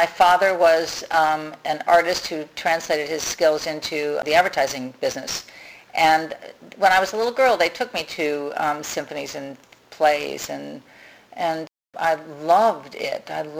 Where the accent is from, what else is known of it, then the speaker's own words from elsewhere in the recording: St. Louis, Missouri, United States; I grew up in St. Louis, Missouri.